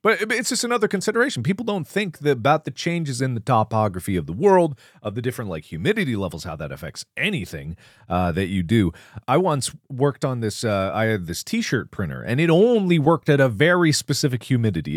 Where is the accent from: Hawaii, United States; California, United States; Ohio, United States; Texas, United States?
Ohio, United States; Cincinnati; now in Los Angeles, United States; we grew up in Cincinnati